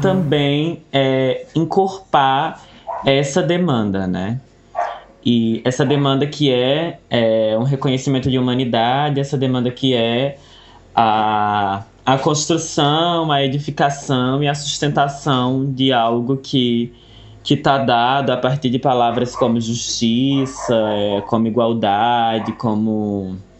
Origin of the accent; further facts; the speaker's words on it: Cariri region, Ceará, Brazil; sou daqui da região do Cariri